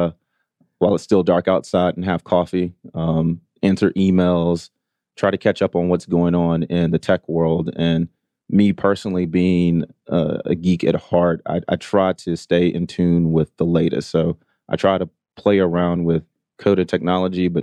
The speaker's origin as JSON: {"language": "English", "town": "Augusta", "region": "Georgia", "country": "United States", "tie": "born or raised there", "also_born_or_lived": "Atlanta, Georgia", "said": "Native Georgian, grew up, I'm originally from Augusta, Georgia, went to Morehouse College here in Atlanta"}